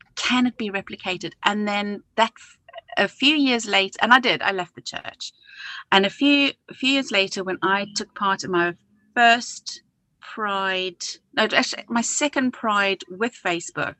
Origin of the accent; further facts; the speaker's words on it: South Africa; now in United Kingdom; growing up in South Africa